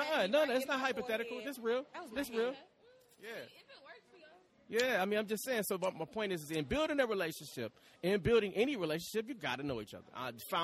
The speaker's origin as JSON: {"language": "English", "town": "Detroit", "region": "Michigan", "country": "United States", "moved": "yes", "lives_now": "Atlanta, United States", "said": "I'm from Detroit."}